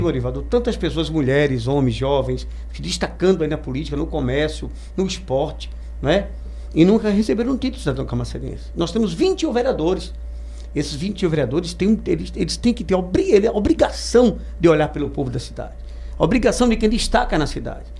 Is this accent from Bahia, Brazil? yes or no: yes; Rio Real, Bahia, Brazil; Eu sou de Rio Real